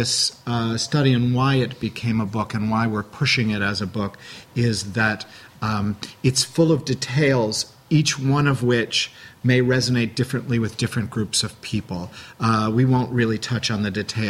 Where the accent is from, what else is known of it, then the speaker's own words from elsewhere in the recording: Chicago, Illinois, United States; now in New York, United States; I'm from Chicago